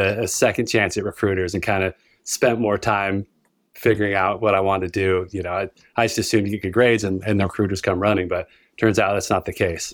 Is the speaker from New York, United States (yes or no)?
no; Utah, United States; born and raised in Utah